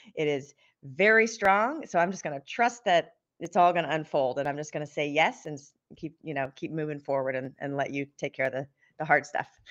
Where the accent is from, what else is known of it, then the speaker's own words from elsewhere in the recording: Southern California, United States; I grew up in Southern California